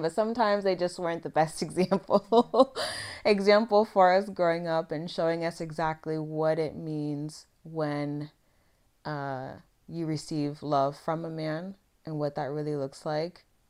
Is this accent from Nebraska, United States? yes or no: no; Vancouver, Washington, United States; I grew up in Vancouver, Washington